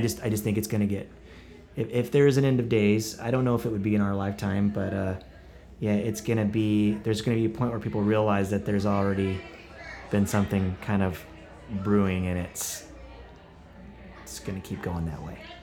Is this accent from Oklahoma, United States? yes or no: yes; Buffalo Valley, Oklahoma, United States; moved away as an adult; also born or lived in Tulsa, Oklahoma / Broken Arrow, Oklahoma; now in Nashville, United States; Buffalo Valley is where I grew up